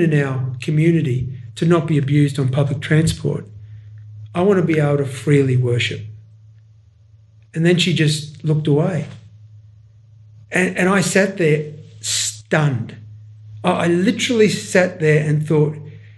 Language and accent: English; Ipswich, Queensland, Australia; I was born in God's own country called Ipswich